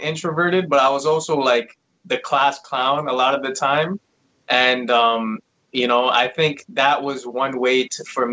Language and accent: English; Toronto, Ontario, Canada; now in Vaughan, Canada; I live in Vaughan now. Originally, I was actually from Toronto.